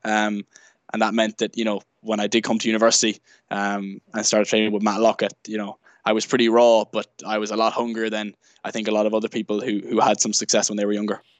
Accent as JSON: {"language": "English", "town": "Sligo", "region": "Connacht", "country": "Ireland", "also_born_or_lived": "Galway", "said": "I'm originally from Sligo"}